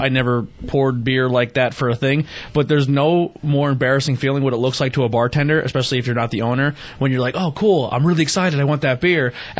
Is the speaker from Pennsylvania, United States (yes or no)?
yes; Pennsylvania, United States; We're from Pennsylvania